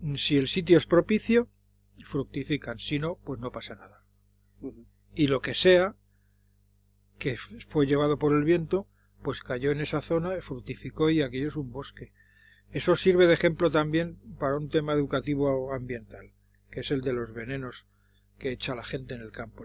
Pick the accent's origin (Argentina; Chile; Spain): Spain; Madrid, Community of Madrid; Yo de pequeño vivía por la Plaza Castilla